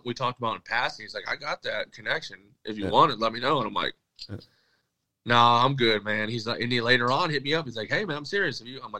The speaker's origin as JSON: {"language": "English", "region": "Michigan", "country": "United States", "said": "I'm from Michigan. Like, Detroit Red Wings, that's in our blood."}